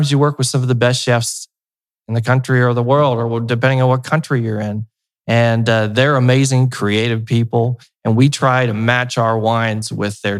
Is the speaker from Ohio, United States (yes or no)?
yes; Cincinnati, Ohio, United States; I grew up in Cincinnati